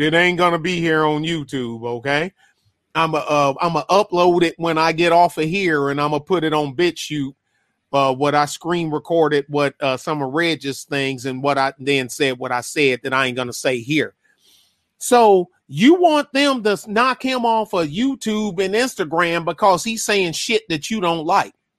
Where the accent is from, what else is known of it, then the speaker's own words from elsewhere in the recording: Michigan, United States; I'm from Michigan